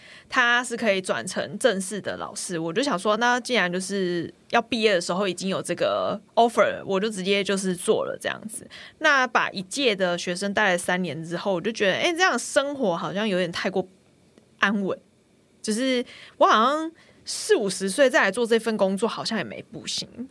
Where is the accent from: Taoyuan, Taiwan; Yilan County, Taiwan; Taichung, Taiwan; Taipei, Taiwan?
Taichung, Taiwan; 我是台中人，